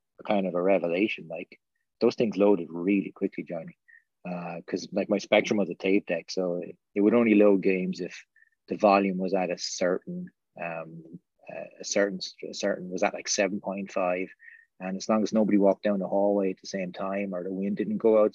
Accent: Slieveroo, Munster, Ireland; I grew up in Southern Ireland, like way down the other end of Ireland to where you grew up, down the other tip, in the middle of nowhere, in a small, tiny village in Waterford

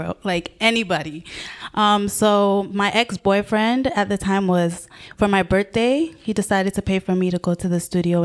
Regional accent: Nigeria; I was born in Nigeria

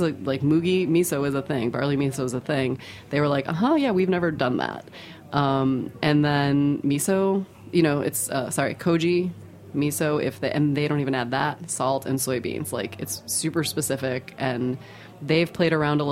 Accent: United States; I'm American and I'm a fermenter

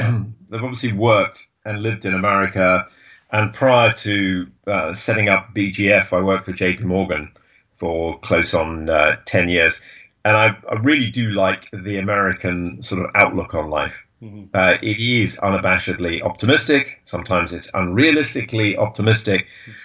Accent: England, United Kingdom; I lived in Boston, which is an easy place to live as an Englishman.

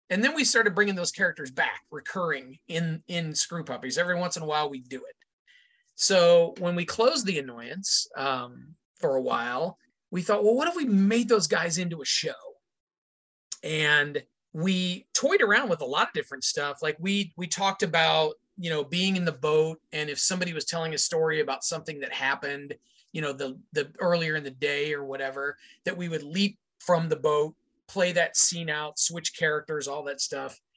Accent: Indiana, United States; now in Chicago, United States; My hometown in Indiana is, um, if you drew a line between Chicago, where I am now, and Cincinnati, my hometown would fall pretty much in the middle of that line.

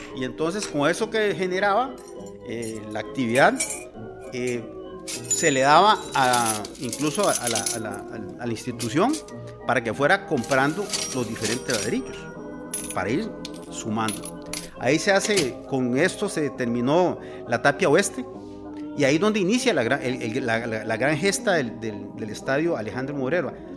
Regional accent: Costa Rica; como costarricenses

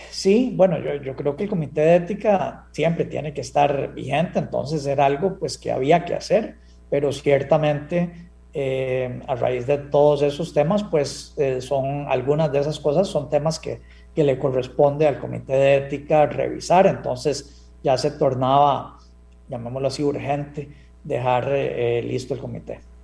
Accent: Costa Rica; como costarricense

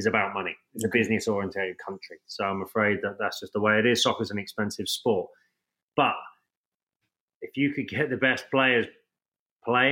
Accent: Portsmouth, South East England, United Kingdom; moved away as an adult; also born or lived in Tyler, Texas; growing up in England

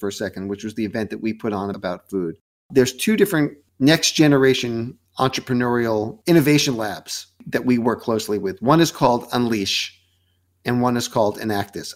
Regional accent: New York, United States; also born or lived in Westchester / New Jersey / Boston; I was born in New York

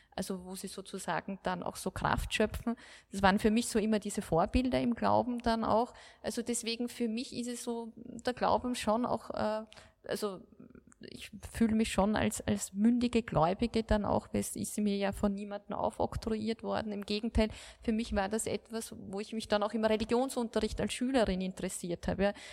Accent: Austria; bei uns in Österreich

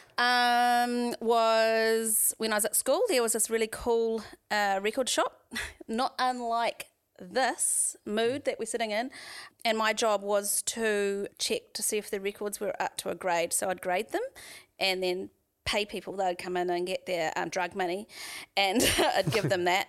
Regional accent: Waharoa, Waikato, New Zealand; also born or lived in Auckland; now in Tauranga, New Zealand; I grew up in the Waikato, so I, um, lived in a little settlement, I guess, a little village called Wa-, Wardville, which is just outside of Wairarua

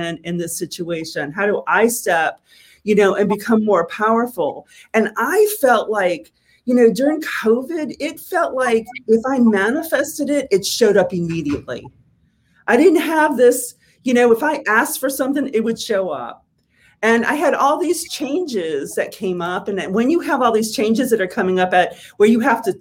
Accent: New Orleans, Louisiana, United States; moved away; I grew up in New Orleans

